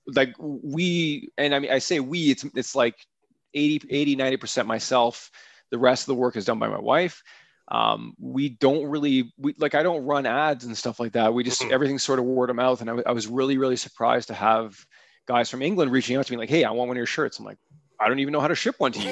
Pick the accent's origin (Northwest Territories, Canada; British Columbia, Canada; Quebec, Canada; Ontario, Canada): Ontario, Canada; Aurora; the town that I grew up in in Aurora